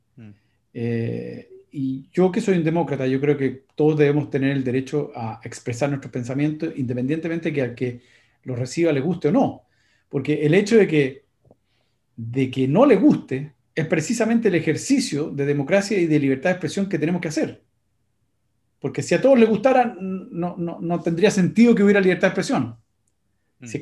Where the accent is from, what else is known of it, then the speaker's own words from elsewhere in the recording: Chile; also born or lived in United States; yo soy chileno, norteamericano, soy, tengo las dos nacionalidades